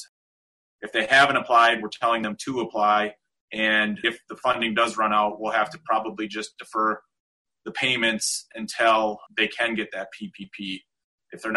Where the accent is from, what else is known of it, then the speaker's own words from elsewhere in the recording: South Dakota, United States; I am born and raised in South Dakota. I've been here my whole life